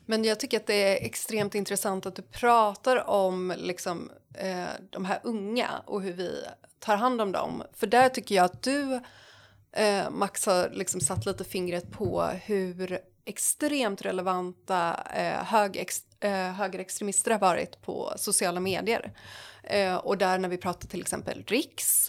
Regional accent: Jönköping, Jönköping County, Sweden; jag är från Jönköping

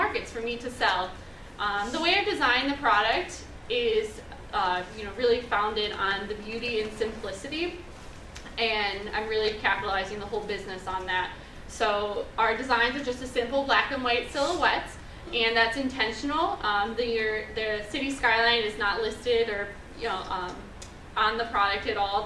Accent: Cleveland, Ohio, United States; I'm from Cleveland, and I love Cleveland

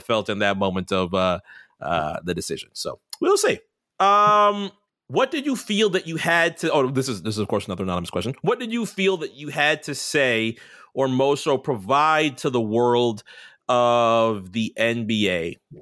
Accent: New York City, New York, United States; moved away; I was born in New York City

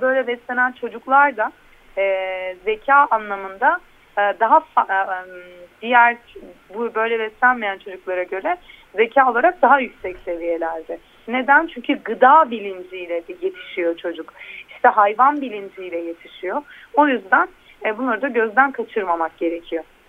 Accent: Antakya, Hatay, Turkey

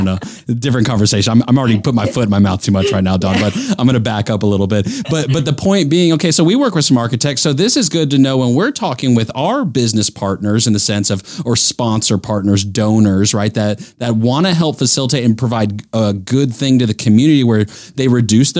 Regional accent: North Carolina, United States; I grew up in North Carolina. This is home for me

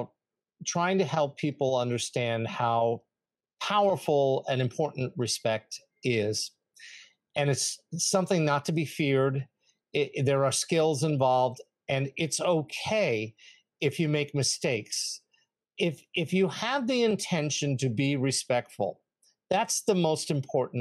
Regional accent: New York, United States; I'm from New York

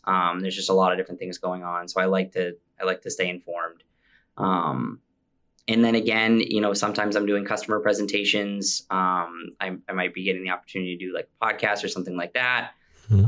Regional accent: Maine, United States; also born or lived in Central Virginia; we ended up moving back to Maine.

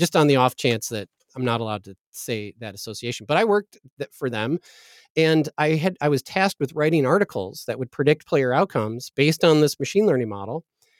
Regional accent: Green Bay, Wisconsin, United States; born there; I was born in Green Bay, Wisconsin, so I think we're supposed to be professional football fans.

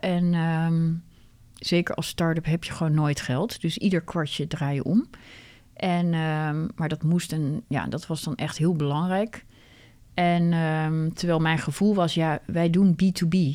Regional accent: Netherlands; wij zijn gewoon heel direct als Nederlanders

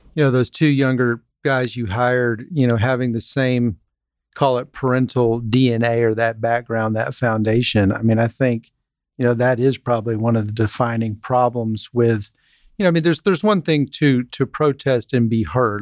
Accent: Dripping Springs, Texas, United States; I grew up in Dripping Springs, Texas

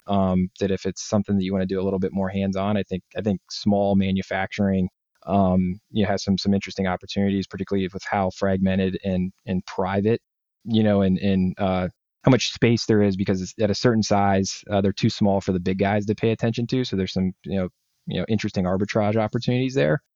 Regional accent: Northeast Ohio, United States; I grew up in Northeast Ohio

